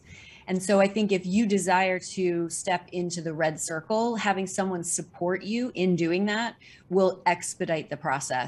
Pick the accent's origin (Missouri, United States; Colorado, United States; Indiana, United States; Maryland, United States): Missouri, United States; now in New York City, United States; living in New York City for the past 30 years in the theater, film, and television showbiz world. And I moved to New York City from Missouri to pursue a career in dance.